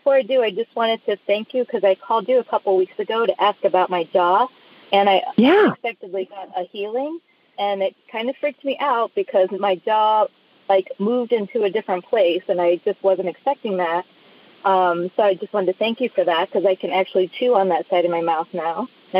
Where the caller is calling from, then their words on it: Chicago, Illinois, United States; I'm calling from the Chicago area.